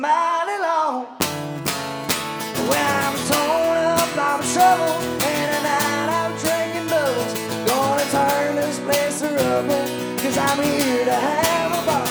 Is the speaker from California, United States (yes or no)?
no; Nashville, Arkansas, United States; moved away; also born or lived in Murfreesboro, Arkansas; I'm from Nashville, Arkansas. Moved to Murfreesboro, Arkansas, and then I moved here